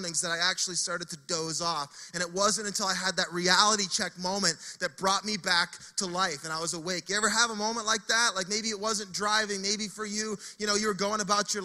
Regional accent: Fredericton, New Brunswick, Canada; moved away as an adult; now in Saint John, Canada

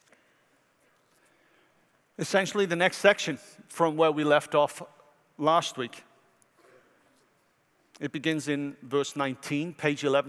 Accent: Wales, United Kingdom; now in United States; from Wales.

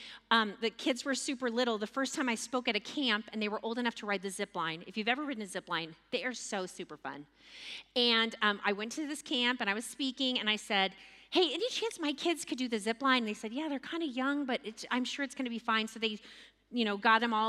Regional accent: Texas, United States; as a Texan

